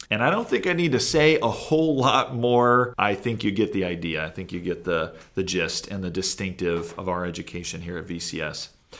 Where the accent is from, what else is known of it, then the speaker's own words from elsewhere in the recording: Kentucky, United States; I recently participated in a televised debate on national science standards being implemented in my home state of Kentucky.